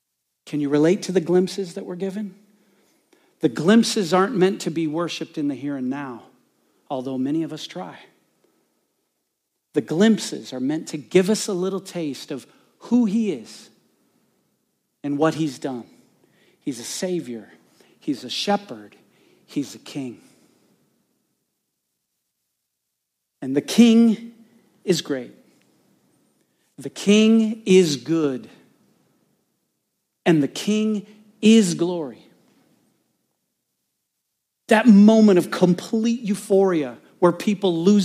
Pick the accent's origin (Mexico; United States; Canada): United States; Bloomington, Indiana; I was born in Bloomington, Indiana